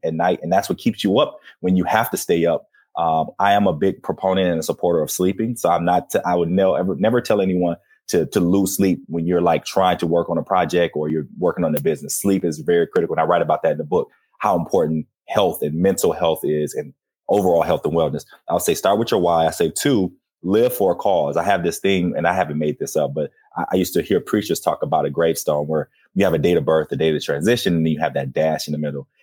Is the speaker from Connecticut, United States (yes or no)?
no; Flint, Michigan, United States; growing up in Flint